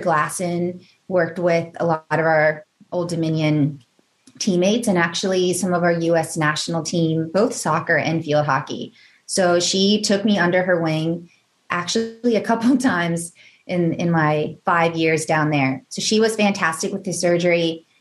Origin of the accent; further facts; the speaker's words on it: Northern Virginia, United States; I grew up in Northern Virginia